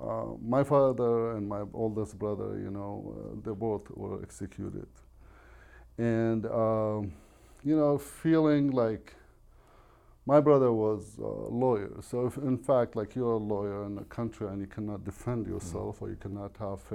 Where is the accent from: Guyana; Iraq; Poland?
Iraq; first language Arabic; English is a second language; now in United States; we grew up in Iraq.